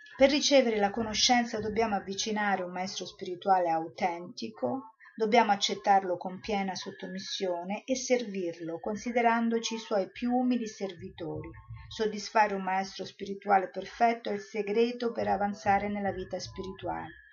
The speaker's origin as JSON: {"language": "Italian", "town": "Rome", "region": "Lazio", "country": "Italy", "said": "io sono romana, sono andata a Roma"}